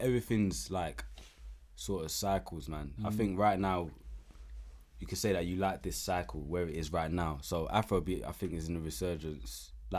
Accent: Uganda; Like, by the way, I'm from Uganda. I'm not from Nigeria, but I'm just using it as an example.

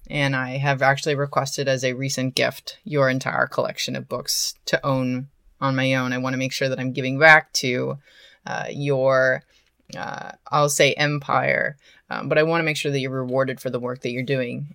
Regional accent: Portland, Oregon, United States; moved away; also born or lived in Hollywood; I am originally from Portland, Oregon, and I go to visit my family every holiday

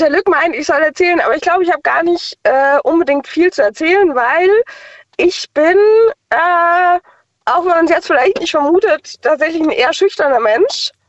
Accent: Mainz, Rhineland-Palatinate, Germany; Aus Mainz.

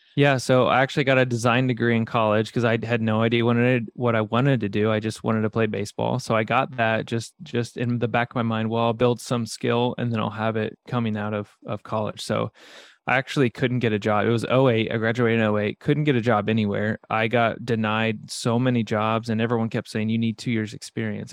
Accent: Midwest, United States; I grew up in the Midwest

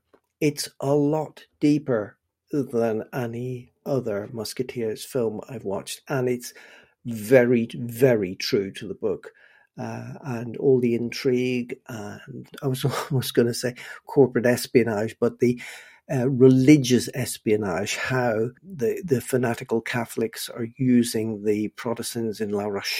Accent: Northern Ireland, United Kingdom; now in Bristol, United Kingdom; way back in 1977, when I moved from Northern Ireland to Bristol

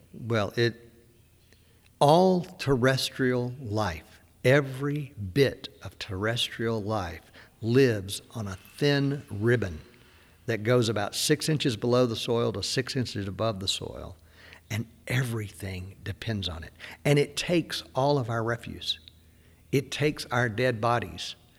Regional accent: Deep South, United States; I grew up in the Deep South

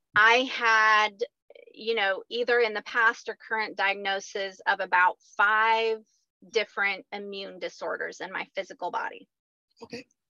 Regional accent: rural Missouri, United States; now in Bixby, United States; I grew up on a farm in rural Missouri, so still Midwest.

